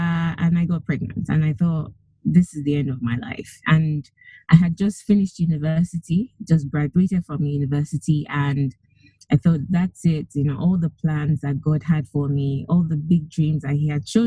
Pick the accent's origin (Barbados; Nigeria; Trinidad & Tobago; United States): Nigeria; moved away; I come originally from Nigeria. I grew up mostly in Nigeria, went to school, went to university there.